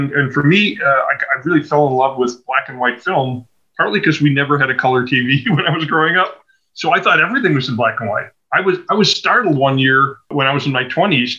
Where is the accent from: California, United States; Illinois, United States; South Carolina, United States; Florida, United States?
Illinois, United States; Evanston; also born or lived in Chicago; I'm really a Chicago native, though I grew up in Evanston, which is a suburb just to the north. But I've spent my whole life here